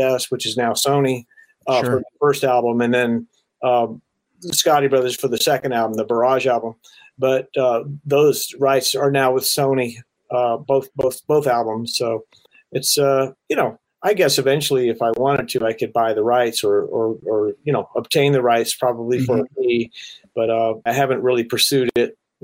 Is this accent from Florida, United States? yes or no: yes; Florida, United States; I grew up in Florida, like I say, and it rains all the time down there